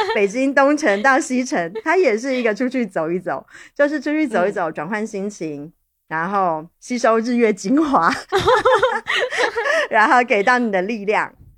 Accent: Taipei, Taiwan; born or raised there; moved away

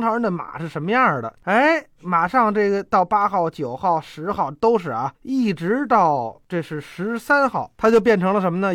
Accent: Beijing, China; 就跟我们北京人那个过去民国时候游二闸似的

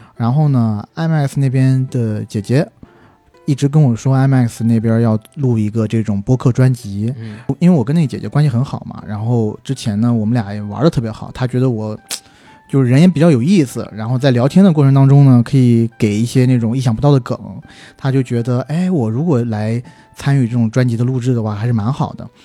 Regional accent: southern China, China; 我是南方人

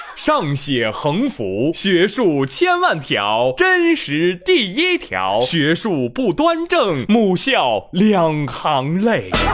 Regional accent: northern China, China; 我是北方人啊

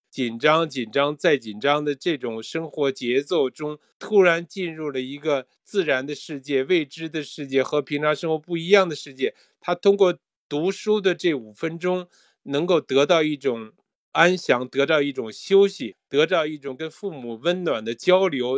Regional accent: Beijing, China; moved away as an adult; now in Japan; 我是在北京出生，北京长大，在来日本以前呢，也做过报社的编辑，也做过中国，呃，音乐家协会日本歌曲的翻译

